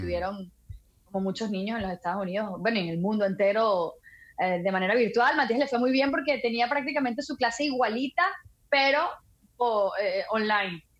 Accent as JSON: {"language": "Spanish", "country": "Venezuela", "moved": "yes", "said": "Sí, soy venezolana, pura cepa"}